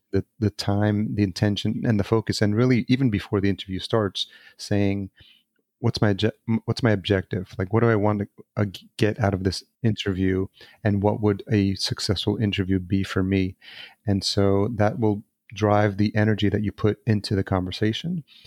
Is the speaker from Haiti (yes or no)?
no; El Salvador; I was born in El Salvador as well.